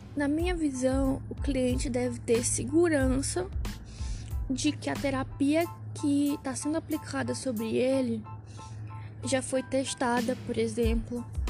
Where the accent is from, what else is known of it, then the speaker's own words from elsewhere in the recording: São Luís, Maranhão, Brazil; now in São Paulo, Brazil; moro em São Paulo, mas sou de São Luís